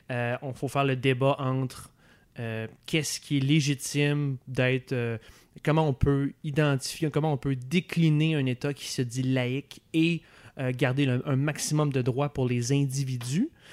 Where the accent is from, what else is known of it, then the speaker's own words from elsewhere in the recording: Quebec City, Quebec, Canada; moved away as an adult; now in Montreal, Canada; je viens de Québec